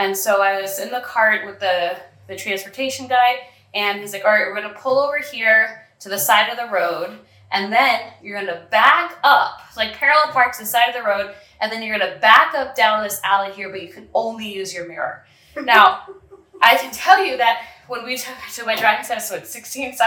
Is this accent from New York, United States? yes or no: yes; New York, United States; moved away as an adult; now in San Pedro, Belize; I'm from New York